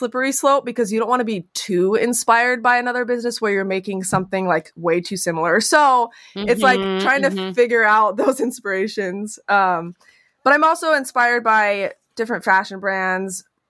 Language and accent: English; West Coast, United States; I am from the West Coast and I love the West so much